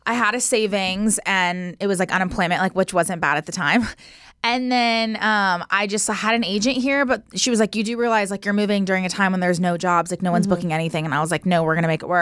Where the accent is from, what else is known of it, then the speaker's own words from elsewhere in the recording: Bay Area, California, United States; moved away as an adult; also born or lived in Washington / Hawaii; now in Los Angeles, United States; I'm from the Bay Area.